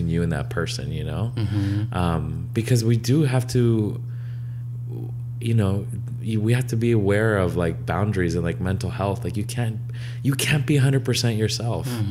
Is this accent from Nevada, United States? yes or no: yes; Las Vegas, Nevada, United States; growing up in Vegas